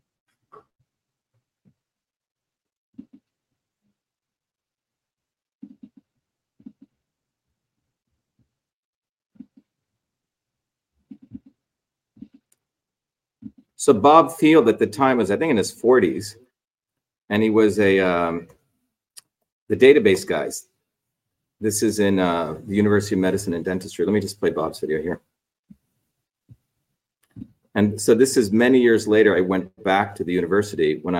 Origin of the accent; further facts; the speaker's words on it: India; now in United States; I grew up in India. I was born in India in 1963